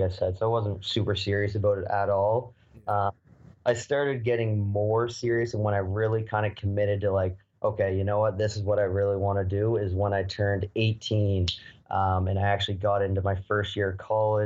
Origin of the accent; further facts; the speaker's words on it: Halifax, Nova Scotia, Canada; my hometown here where I'm from in Halifax.